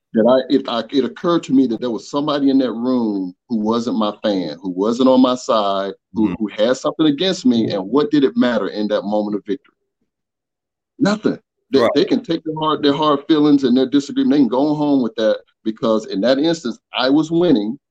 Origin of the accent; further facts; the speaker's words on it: Atlanta, Georgia, United States; child of the South, born and raised in Atlanta